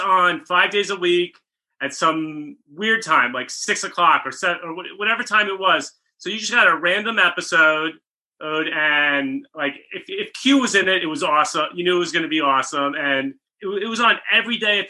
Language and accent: English; Rockland County, New York, United States; now in Los Angeles, United States; I'm from Rockland County, New York, suburbs of the city